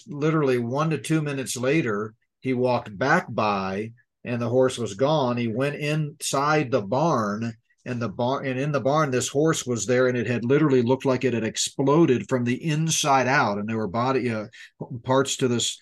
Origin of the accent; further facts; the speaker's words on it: Colorado, United States; Elbert County, Colorado, in my home state